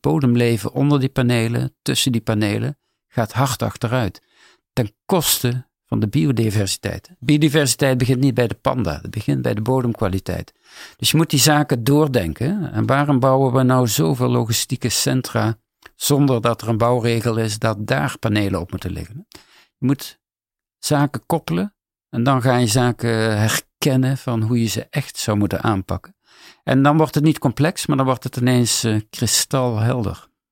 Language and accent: Dutch; Netherlands; ik als Nederlander